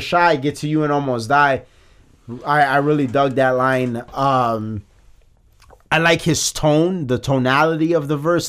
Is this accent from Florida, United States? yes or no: no; Chicago, Illinois, United States; I'm from Chicago